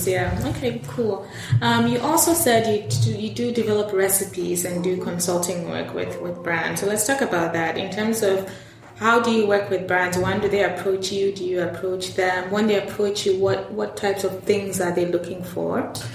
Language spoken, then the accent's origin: English; Ghana; I'm Ghanaian